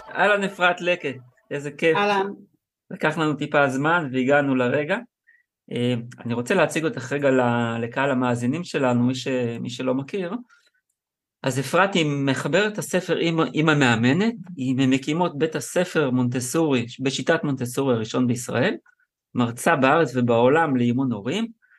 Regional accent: Israel; אני גדלתי, גדלתי בקיבוץ

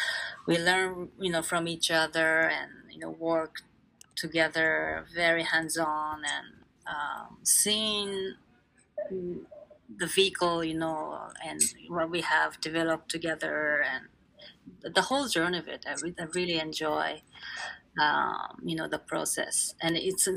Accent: Japan; moved away as an adult; also born or lived in United Kingdom / Israel; I'm from Japan

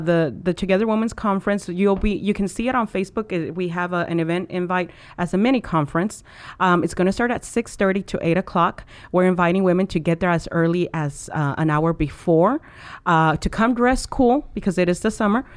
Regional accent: Mexico; now in United States; I was born in Mexico.

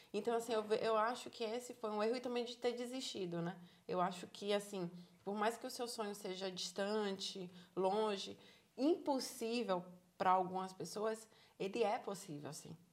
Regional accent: Salvador, Bahia, Brazil; moved away as an adult; now in Ireland; Sou de Salvador, Bahia. sou de Salvador, Bahia.

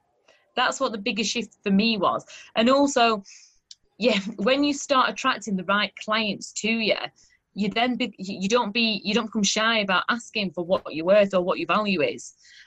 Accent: Burnley, North West England, United Kingdom; now in Sheffield, United Kingdom; At Burnley.

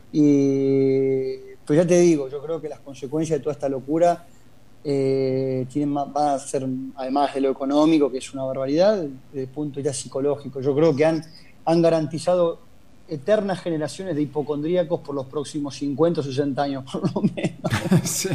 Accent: Argentina; moved away as an adult; also born or lived in Scotland / Spain / Italy / England; now in London, United Kingdom; amo mi país porque fue donde nací, tengo mis mayores recuerdos de, la juventud, estoy en Argentina

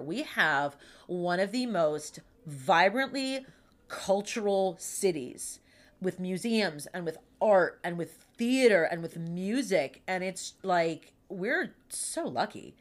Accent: Pittsburgh, Pennsylvania, United States; accent: Pittsburghese; I'm born and raised in Pittsburgh

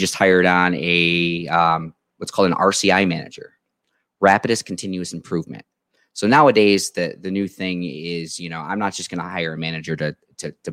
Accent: Canisteo, New York, United States; moved away as an adult; also born or lived in Georgia; now in Hornell, United States; I am born and raised. I'm from Canisteel, New York.

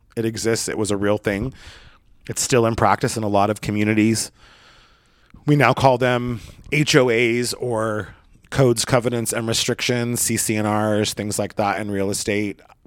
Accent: Oregon, United States; when I was a little boy growing up in Oregon

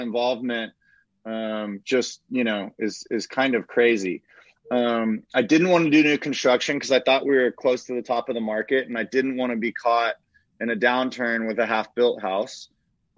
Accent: Austin, Texas, United States; I grew up in Austin my whole life

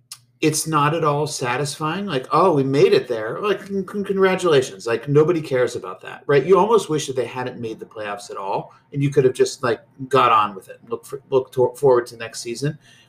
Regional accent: Pittsburgh, Pennsylvania, United States; moved away; also born or lived in near Cincinnati; I don't think of myself as a native Pennsylvanian. I'm not from Pennsylvania. I'm from Pittsburgh.

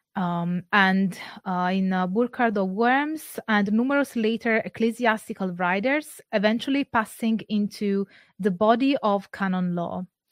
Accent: Campania, Italy; I'm not from Sardinia, but I am from Campania

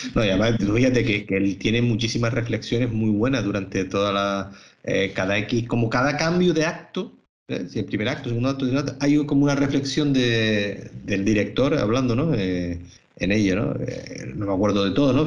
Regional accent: Canary Islands, Spain; unos canarios, como, somos nosotros tres

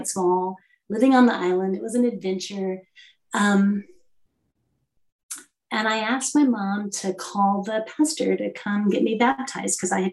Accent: Texas, United States; also born or lived in Puerto Rico; I'm from Texas, where the beaches are silt, and the Gulf of Mexico, yeah, the water's gray

